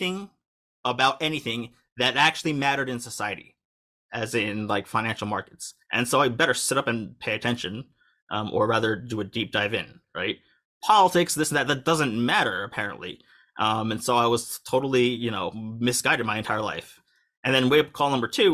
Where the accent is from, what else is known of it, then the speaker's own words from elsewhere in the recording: United States; moved away as an adult; also born or lived in New York; now in Tokyo, Japan; I'm, you know, U.S. born and raised, as you can tell by my accent